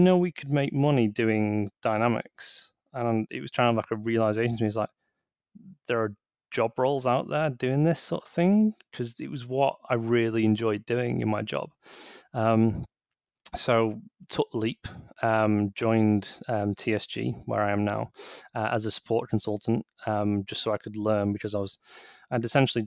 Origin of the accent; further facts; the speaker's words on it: Manchester, North West England, United Kingdom; I'm from Manchester myself.